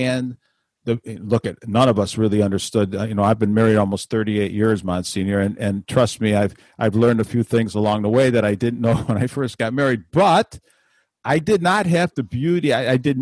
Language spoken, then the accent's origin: English; Chicago, Illinois, United States; when I was a young boy growing up in Chicago